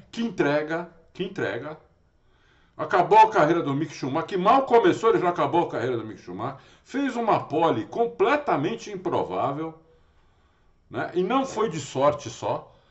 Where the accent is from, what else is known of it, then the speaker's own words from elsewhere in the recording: Brazil; eu sou brasileiro